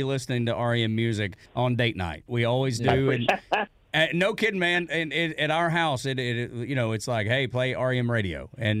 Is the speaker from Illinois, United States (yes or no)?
no; Dalton, Georgia, United States; I'm from Dalton, Georgia.